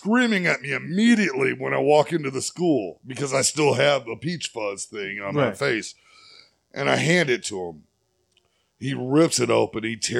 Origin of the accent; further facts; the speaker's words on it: Texas, United States; I'm from Texas, and I grew up in the late 80s, early 90s.